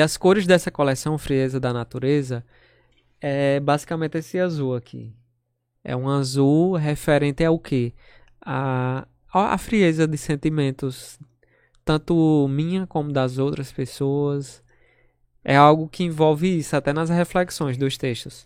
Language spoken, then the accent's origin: Portuguese; São Bento, Brazil; also born or lived in Natal; sou de São Bento.